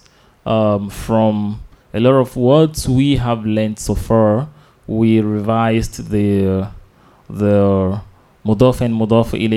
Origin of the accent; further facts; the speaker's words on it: Nigeria; our country, Nigeria